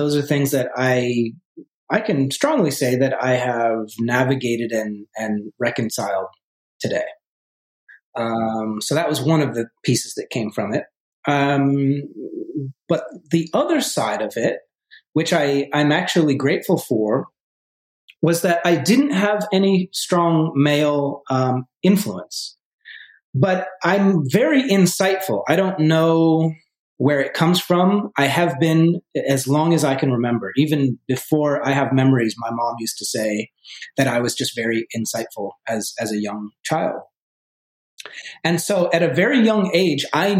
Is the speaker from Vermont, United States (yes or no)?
yes; Vermont, United States; moved away as an adult; also born or lived in New York City; I grew up originally in Vermont, in a small town, 2,000 people in Vermont